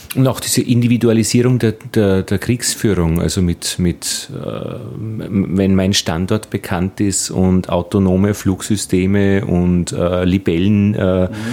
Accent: Altheim, Upper Austria, Austria; ich bin in Oberösterreich, in Altheim aufgewachsen

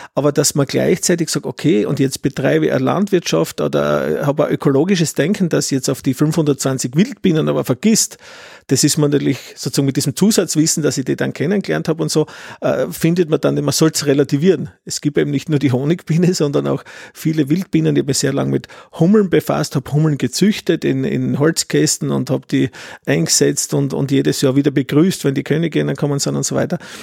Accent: Styria, Austria; als Steirer

